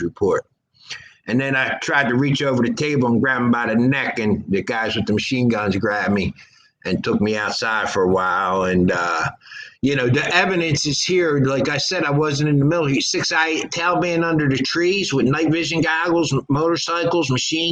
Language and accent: English; Philadelphia, Pennsylvania, United States; We're from Philadelphia